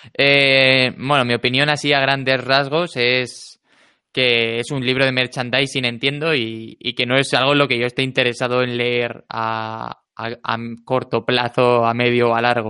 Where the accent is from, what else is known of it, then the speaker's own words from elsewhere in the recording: Alicante, Valencian Community, Spain; also born or lived in Murcia; now in Madrid, Spain; yo como crecí en Alicante